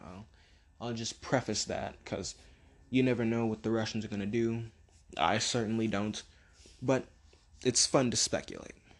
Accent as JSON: {"language": "English", "country": "United States", "said": "us being American"}